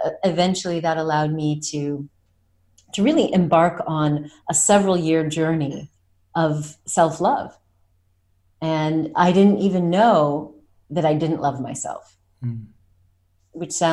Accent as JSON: {"language": "English", "country": "United States", "tie": "born or raised there", "moved": "yes", "lives_now": "France", "said": "I was born in America"}